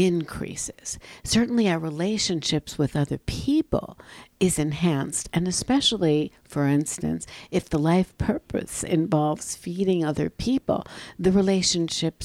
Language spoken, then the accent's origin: English; New York, United States; growing up in New York, there were a multitude of Italian